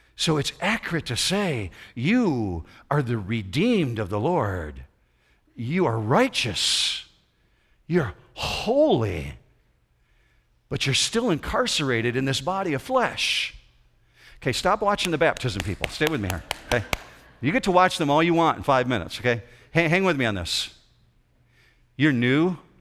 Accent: Lake Michigan shore, west side of Michigan, United States; When I grew up in the, the west side of Michigan, I grew up on the Lake Shore of Lake Michigan

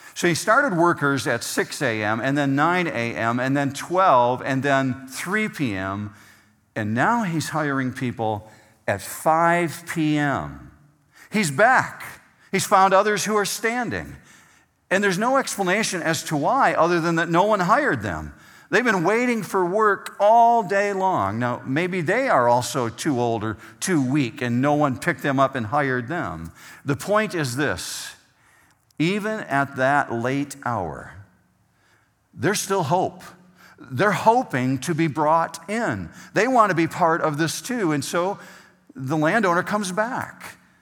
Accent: Whitehall, Michigan, United States; moved away as an adult; now in Arizona, United States; the area where I grew up in Whitehall

